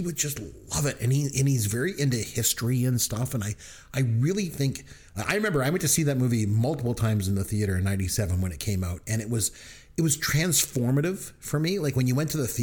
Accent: Ontario, Canada; I remember being a 7-year old kid growing up in Ontario, Canada

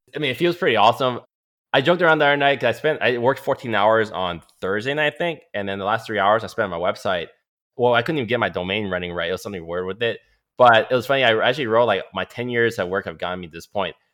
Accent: Oakland, California, United States; also born or lived in Calgary, Alberta, Canada; I'm born in Calgary, Alberta, Canada, eighty-four. So I'm turning thirty-six this year, but I came over age three. Lived in, so I lived in Oakland pretty much all my life

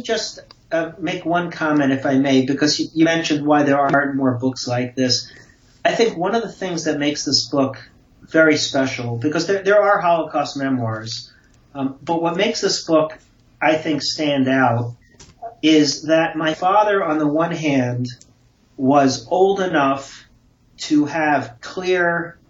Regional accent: Brooklyn, New York, United States; had a beautiful childhood and a very enriching childhood growing up in Brooklyn.

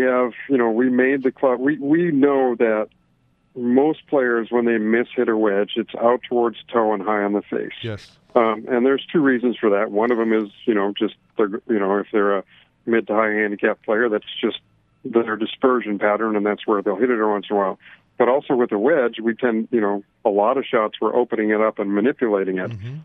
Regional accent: Canada; moved away; I'm originally from Canada

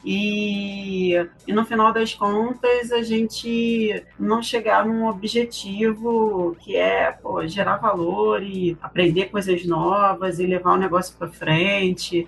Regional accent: Brazil; como brasileiros que somos

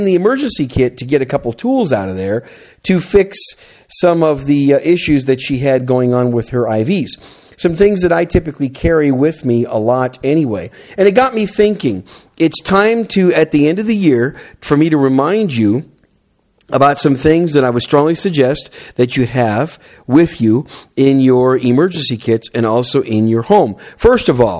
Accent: Wisconsin, United States; now in South Texas, United States; I'm from Wisconsin originally

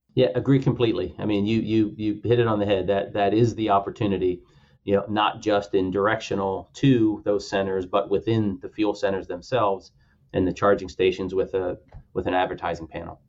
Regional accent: Pennsylvania, United States; my home state of Pennsylvania

